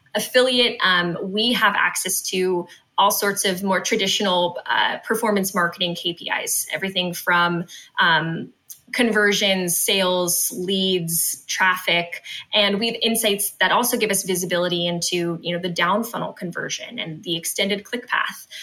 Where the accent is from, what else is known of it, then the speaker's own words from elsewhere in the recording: West Coast, United States; I'm from the West Coast